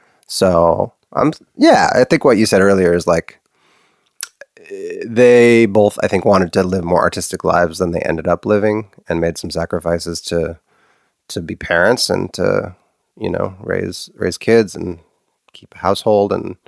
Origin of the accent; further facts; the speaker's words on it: Los Angeles, California, United States; also born or lived in Santa Monica; I was born in Santa Monica, California, which is by the coast in LA.